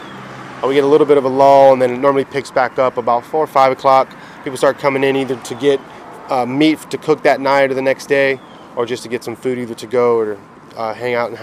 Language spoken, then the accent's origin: English; Tampa, Florida, United States; Born and raised in Tampa, Sicilian Cuban heritage. My parents are both from Ybor City. Grew up in West Tampa in Seminole Heights my entire life